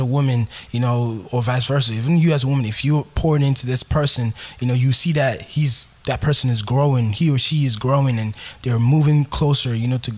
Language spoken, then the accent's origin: English; Nigeria; I'm from Nigeria